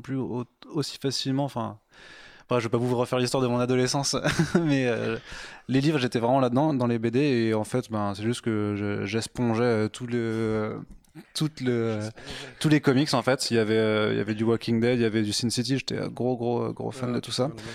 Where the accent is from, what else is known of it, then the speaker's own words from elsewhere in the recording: village near Strasbourg, Grand Est, France; je viens de Strasbourg, ah. D'un, petit village à côté